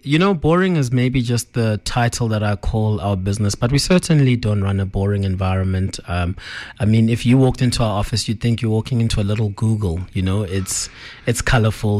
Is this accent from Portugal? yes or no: no; Johannesburg, Gauteng, South Africa; we grew up in Joburg, um, often going to Limpopo 'cause a lot of our family is there.